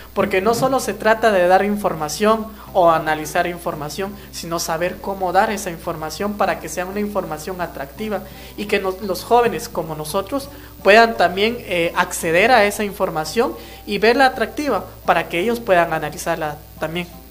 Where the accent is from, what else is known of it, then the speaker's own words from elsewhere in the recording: Guatemala; first language Kaqchikel; Spanish is a second language; pues como pertenezco a la comunidad eh, Cachiquel